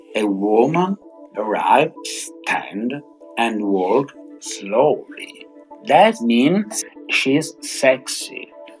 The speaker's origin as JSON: {"language": "English", "region": "Sardinia", "country": "Italy", "tie": "born or raised there", "said": "I was born in Italy, in Sardinia, a little island in the middle of the Mediterranean Sea."}